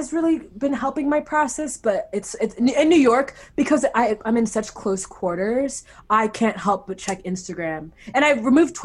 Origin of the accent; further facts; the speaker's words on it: Nigeria; I'm Nigerian